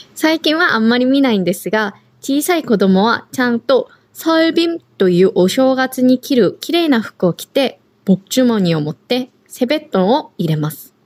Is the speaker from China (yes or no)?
no; South Korea; now in Okinawa, Japan; 私たち沖縄に住んでいる韓国人と台湾人がお届けします